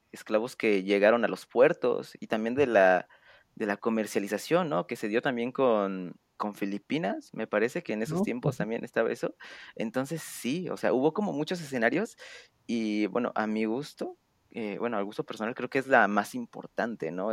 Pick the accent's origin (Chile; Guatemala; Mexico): Mexico